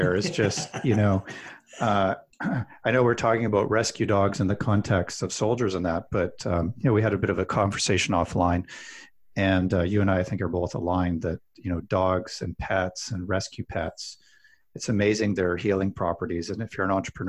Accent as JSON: {"language": "English", "town": "Calgary", "region": "Alberta", "country": "Canada", "tie": "born or raised there", "said": "I grew up in Calgary, Alberta, which is kind of like Texas of Canada."}